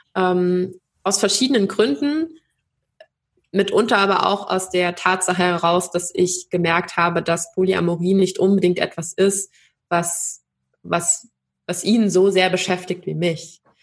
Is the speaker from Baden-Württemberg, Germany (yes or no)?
yes; Baden-Württemberg, Germany; ich bin aber auch aus einem sehr traditionellen Haushalt und ich komme aus Baden-Württemberg